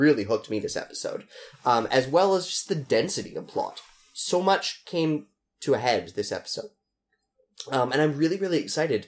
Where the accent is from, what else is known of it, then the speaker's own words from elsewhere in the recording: Canada; as a Canadian, as a soul citizen, not non-dual citizen, as just a Canadian